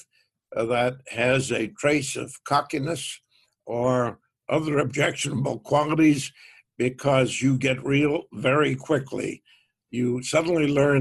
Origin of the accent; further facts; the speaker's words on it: Waltham, Massachusetts, United States; I grew up in Waltham, Massachusetts